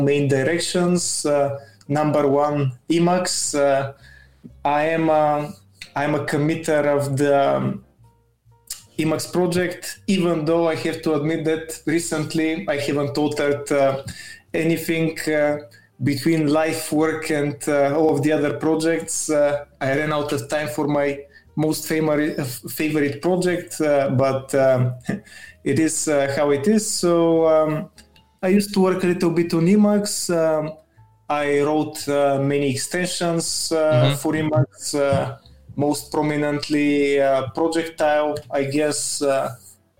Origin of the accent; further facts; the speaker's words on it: Bulgaria; I'm from Bulgaria